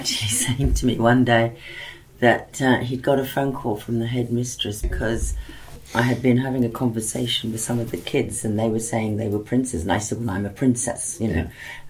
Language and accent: English; Cairo, Cairo Governorate, Egypt; also born or lived in Liberia / Fiji; So I ended up growing up in West Africa and Liberia, in North Africa and Egypt, South Pacific, Fiji.